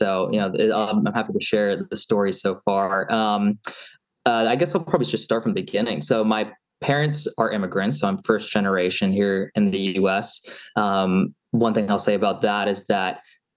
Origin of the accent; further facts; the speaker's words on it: Seattle, Washington, United States; moved away as an adult; also born or lived in Eugene, Oregon / Los Angeles / Arizona; So born and raised in Seattle